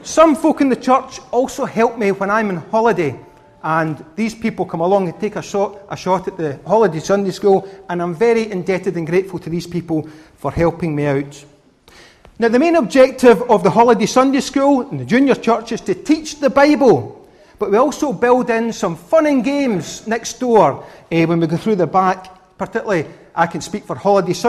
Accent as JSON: {"language": "English", "region": "Scotland", "country": "United Kingdom", "said": "I'm a Scotsman"}